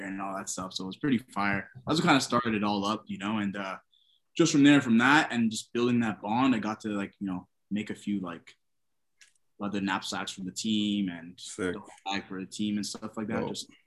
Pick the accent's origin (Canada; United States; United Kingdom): Canada; we're born and raised in Canada.